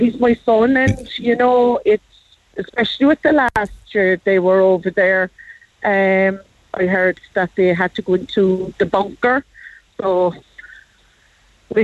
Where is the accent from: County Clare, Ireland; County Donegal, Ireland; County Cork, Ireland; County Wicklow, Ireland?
County Cork, Ireland; Cork; We're from Greenmount.